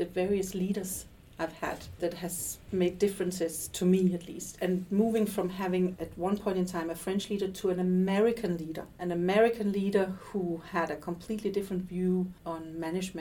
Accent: Denmark; also born or lived in Stockholm, Sweden; we have a different culture in Denmark, where we're a little bit more loose than Sweden

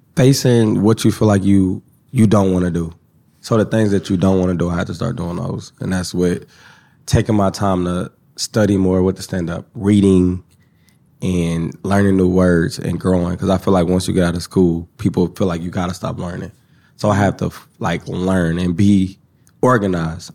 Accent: Kansas City, Missouri, United States; I'm from Kansas City

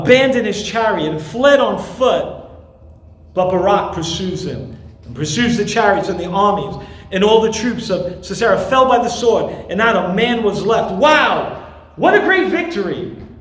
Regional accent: New York City, New York, United States; moved away; I grew up there in Brooklyn and spent many years uh, there

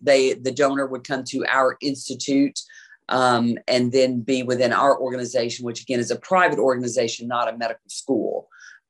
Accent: Mississippi, United States; now in Memphis, United States; I was born and raised in Mississippi, but yes, been in Memphis most of my life.

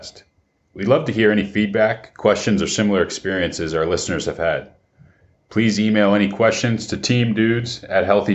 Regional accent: outside Northern Virginia, United States; growing up outside Northern Virginia

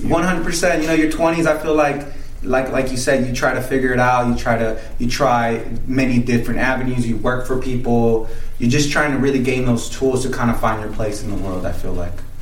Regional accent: Salt Lake City, Utah, United States; moved away as an adult; also born or lived in Guadalajara, Mexico; now in Las Vegas, United States; So I went to high school in Salt Lake City, Utah. Uh, I was born in Mexico. And um, now I reside here in Las Vegas.

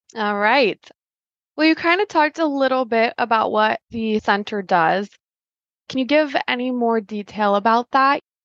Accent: Polk City, Iowa, United States; I grew up in Polk City, Iowa

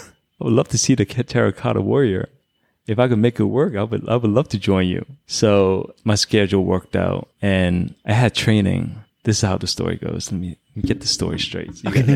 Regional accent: New York, United States; Being I'm from New York, that also added some points for sure.

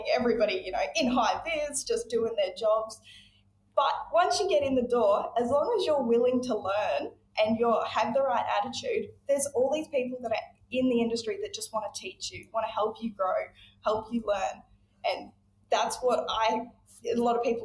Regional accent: Nhulunbuy, Northern Territory, Australia; I was born and raised in Nhulunbuy in East Arnhem Land, which is a mining town

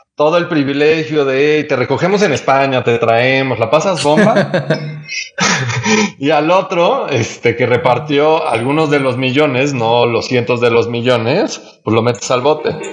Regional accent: Mexico

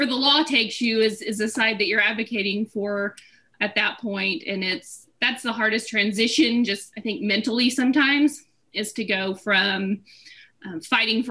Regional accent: Boise City, Oklahoma, United States; moved away; I am originally from Boise City, out in the Panhandle

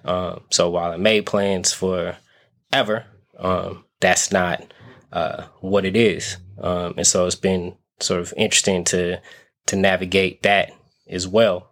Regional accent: Las Vegas, Nevada, United States; now in San Francisco Bay Area, United States; I kind of have to get used to the Bay being um, home, even though I'm from Vegas

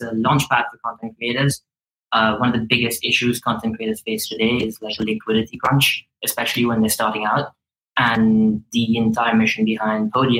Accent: India; now in United States; I'm from India originally. I live in America right now.

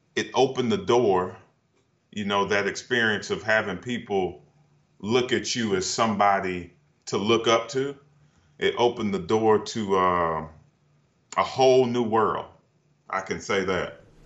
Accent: Duncan, South Carolina, United States; moved away as an adult; now in Portland, United States; Where I'm from, Duncan, it's a very small town.

